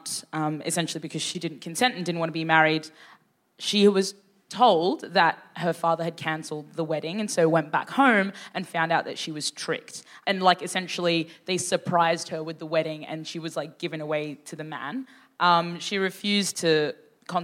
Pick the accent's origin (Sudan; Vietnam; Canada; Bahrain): Sudan; I was born in Sudan